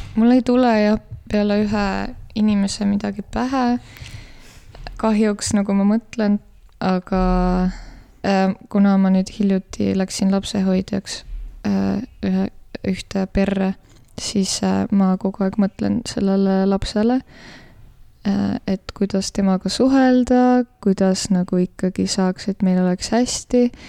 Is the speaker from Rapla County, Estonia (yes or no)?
no; Tallinn, Harju County, Estonia; now in Tartu, Estonia; ma olen pärit äh, Tallinnast